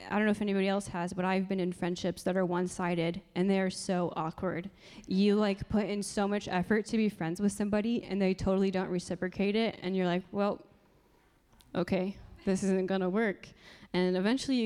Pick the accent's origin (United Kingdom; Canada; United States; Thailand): United States; Marion, Indiana; also born or lived in Upland, Indiana / San Dimas, California; I am a local, so I grew up in Marion in Upland